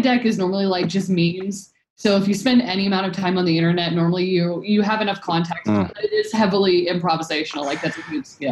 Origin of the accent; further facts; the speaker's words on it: Kansas City, United States; it's my hometown developer conference, Kansas City